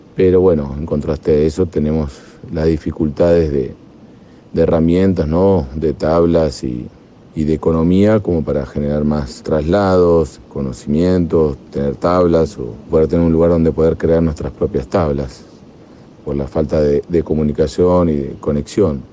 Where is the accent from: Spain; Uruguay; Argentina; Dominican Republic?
Argentina; moved away as an adult; now in Chocó, Colombia; ya por mi acento, se darán cuenta que no soy de acá, soy argentino